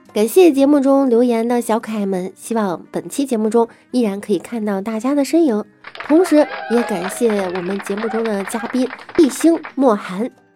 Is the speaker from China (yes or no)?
yes; Beijing, China; 我们北京人可真不是故意吹牛